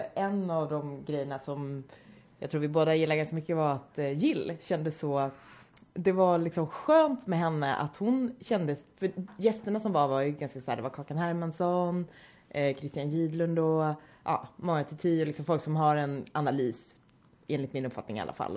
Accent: Vänersborg, Västra Götaland, Sweden; någon liten småstad i Vänersborg där jag kommer ifrån

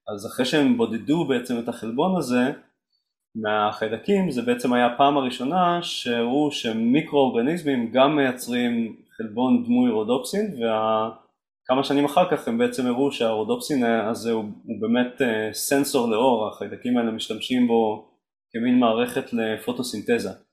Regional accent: Mazkeret Batya, Central District, Israel; also born or lived in Rehovot / Jerusalem; גדלתי במזכרת בתיה, לא רחוק מכאן.

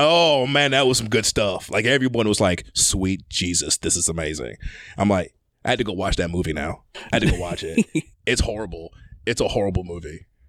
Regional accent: Atlanta, Georgia, United States; I'm from Atlanta, dog.

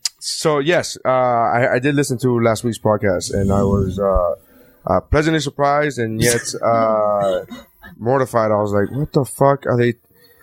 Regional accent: Miami, Florida, United States; I'm from Miami. I'm not Cuban.

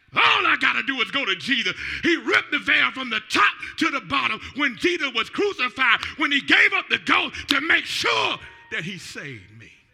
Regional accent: Atlanta, Georgia, United States; moved away as an adult; now in Newport News, United States; I'm from the ATL

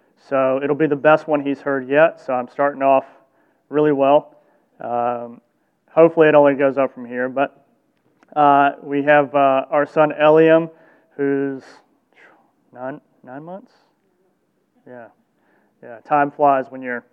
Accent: the South, United States; I grew up in the South

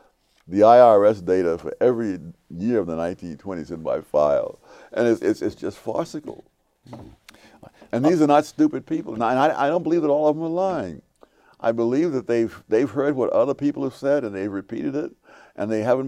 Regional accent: New York City, New York, United States; also born or lived in North Carolina; when I first got to Harlem, I was not regarded as a pretty smart kid because I'd come out of the South

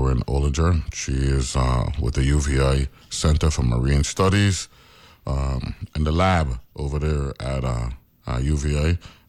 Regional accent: St. Croix, U.S. Virgin Islands; Because I'm from St. Croix

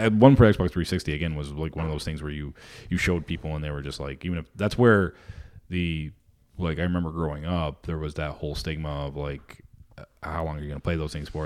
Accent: Vermont, United States; I grew up in Vermont

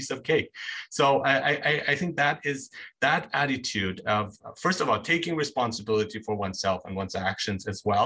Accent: Nuremberg, Bavaria, Germany; moved away; I grew up in Germany, and so I did stand out there as a foreigner

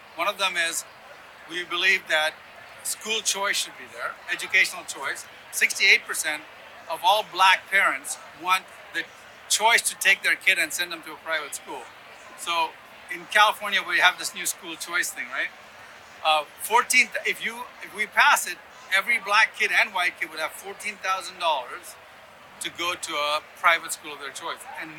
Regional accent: Sudan; also born or lived in Yemen / Ethiopia / Ghana; I grew up in Sudan and Yemen and Ethiopia, but I was born in Ghana

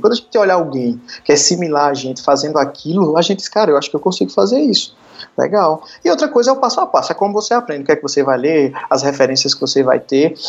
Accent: Arcoverde, Pernambuco, Brazil; moved away as an adult; now in Recife, Brazil; eu sou de Arco Verde, sou do interior de Pernambuco

